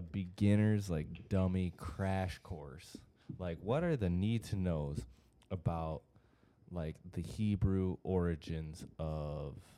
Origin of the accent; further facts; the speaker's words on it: Grand Blanc, Michigan, United States; I'm from Grand Blanc. I'm from like right down the road